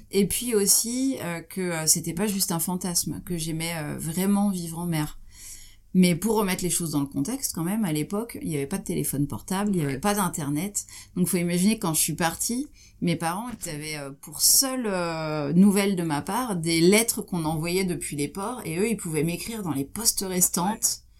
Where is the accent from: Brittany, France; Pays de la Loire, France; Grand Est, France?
Grand Est, France; Troyes; j'ai grandi à Troyes en Champagne.